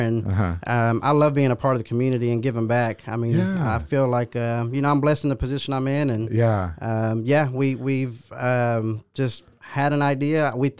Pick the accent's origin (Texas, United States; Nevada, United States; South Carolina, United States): Texas, United States; Waco; also born or lived in Tyler, Texas; Was born in Tyler, Texas, but we moved to Waco about the age of four.